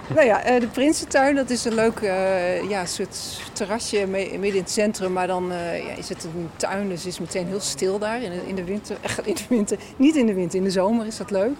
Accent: Groningen, Netherlands; ik ben een Groningse

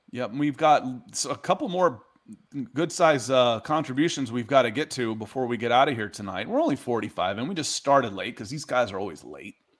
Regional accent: Dayton, Ohio, United States; moved away; also born or lived in Akron, Ohio / Columbus, Ohio; I grew up in Dayton. I was born in Akron, and I lived in Columbus for two years. I was a kid

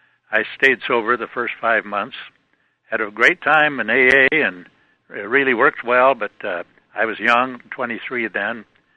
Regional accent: northeast Nebraska, United States; also born or lived in Seattle, Washington; now in Toledo, United States; I grew up in Nebraska, northeast Nebraska.

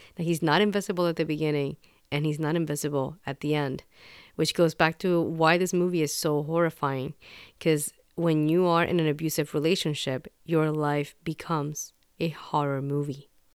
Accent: Puerto Rico; Growing up in Puerto Rico, I, especially as a kid, like when I was living there, you would hear stories.

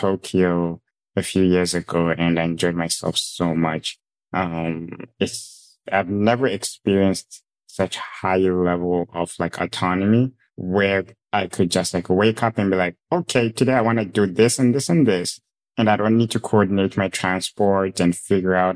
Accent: Zimbabwe; moved away; I grew up in Zimbabwe

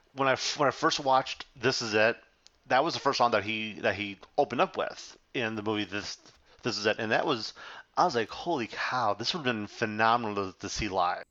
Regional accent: Chicago, Illinois, United States; I'm from Chicago

